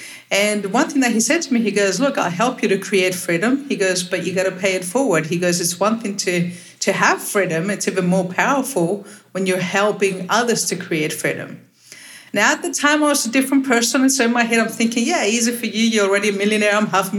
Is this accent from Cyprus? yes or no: yes; Cyprus; also born or lived in Australia / London, United Kingdom / Lithuania; Well, I'm originally from Little Cyprus, but I call myself a citizen of the world because I've spent half my life living in Australia.